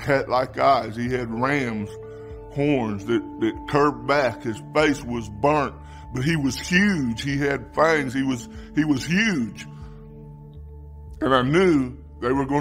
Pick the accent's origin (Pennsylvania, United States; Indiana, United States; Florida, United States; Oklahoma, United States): Oklahoma, United States; I am from Oklahoma